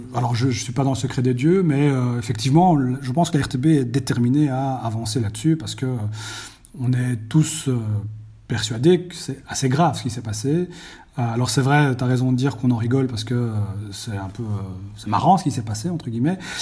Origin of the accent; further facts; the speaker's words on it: Belgium; chez nous en Belgique